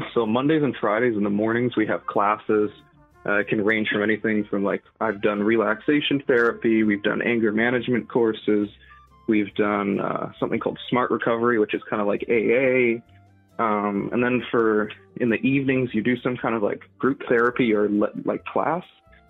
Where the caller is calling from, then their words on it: British Columbia, Canada; I'm lucky. I'm in British Columbia, so they're one of the few provinces that does that.